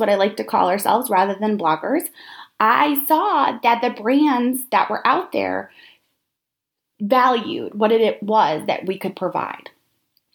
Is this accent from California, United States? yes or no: no; about an hour north of New York City, United States; moved away as an adult; also born or lived in Syracuse, New York; I am from New York, about an hour north of New York City